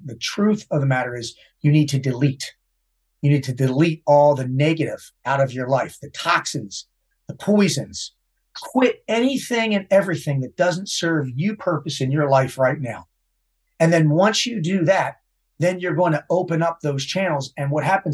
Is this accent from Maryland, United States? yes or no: yes; Baltimore, Maryland, United States; A dumb Irish kid from Baltimore